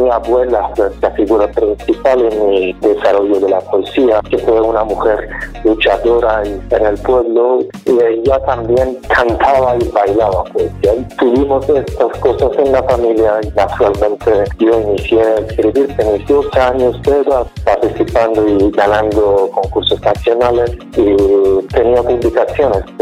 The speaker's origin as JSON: {"language": "Spanish", "country": "Iran", "also_born_or_lived": "Finland / Czech Republic / Spain", "second_language": "Spanish", "moved": "as an adult", "lives_now": "Mexico", "said": "cuando salí de Irán me fui primero por actividades políticas. Yo estaba activo desde mis 17, 18 años de edad y fui parte de movimiento estudiantil de Irán desde 1999."}